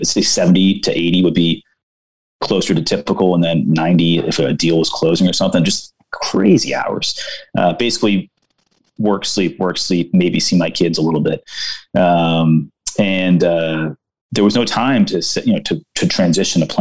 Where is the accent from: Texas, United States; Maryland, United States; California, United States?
Maryland, United States; Baltimore; I'm from Baltimore